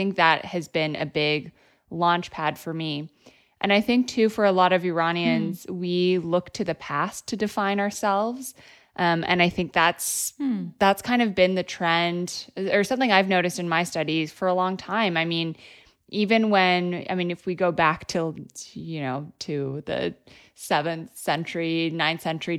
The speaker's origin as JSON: {"language": "English", "town": "Vancouver", "region": "British Columbia", "country": "Canada", "tie": "born or raised there", "also_born_or_lived": "Iran", "said": "when I was growing up in Canada, you know, I moved to Vancouver, Canada when I was about 4. I grew up mostly there. I grew up back and forth between Iran and Canada, spending time in Tehran in the summers with all my cousins."}